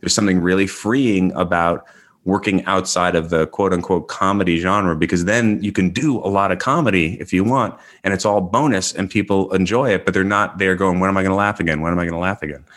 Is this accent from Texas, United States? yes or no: no; New York, United States; moved away as an adult; also born or lived in Los Angeles; I grew up in New York and I lived in L A for twenty years